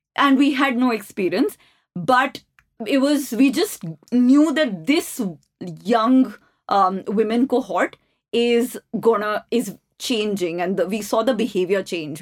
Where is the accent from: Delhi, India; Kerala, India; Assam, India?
Delhi, India; New Delhi; I grew up in the Ames campus